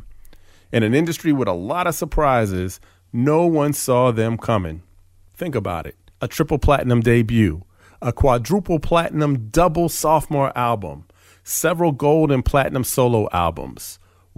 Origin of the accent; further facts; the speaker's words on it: East Coast, United States; also born or lived in Philadelphia; I grew up on the East Coast